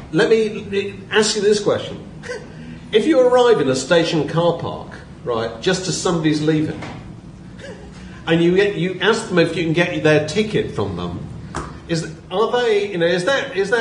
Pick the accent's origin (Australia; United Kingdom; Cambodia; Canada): United Kingdom; Yorkshire and the Humber; moved away; David Peace comes from the same one-horse town in Yorkshire that I come from.